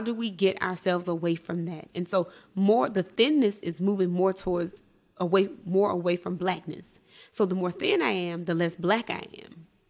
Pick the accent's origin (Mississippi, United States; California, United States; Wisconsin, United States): Mississippi, United States; was raised in Mississippi